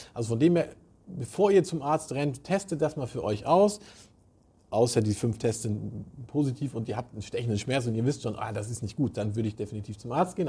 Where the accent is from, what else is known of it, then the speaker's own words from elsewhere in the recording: Southern Germany, Germany; moved away; ich komme ja aus Süddeutschland